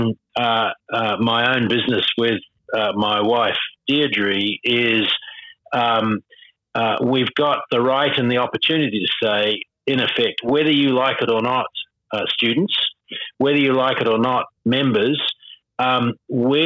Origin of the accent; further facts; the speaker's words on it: New Zealand; now in Sydney, Australia; I see myself as a Kiwi